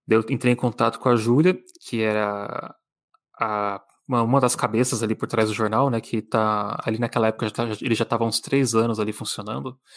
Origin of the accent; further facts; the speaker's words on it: São Paulo, Brazil; Eu sou de São Paulo